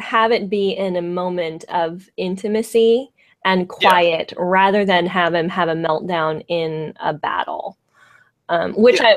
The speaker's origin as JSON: {"language": "English", "area": "San Francisco Bay Area", "region": "California", "country": "United States", "said": "I'm from the San Francisco Bay Area"}